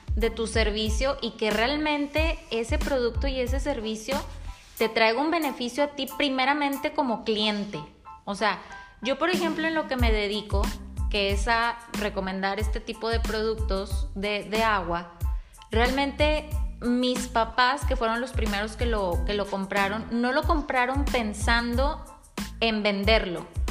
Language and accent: Spanish; Monterrey, Nuevo León, Mexico; yo soy una mujer mexicana, nacida en Monterrey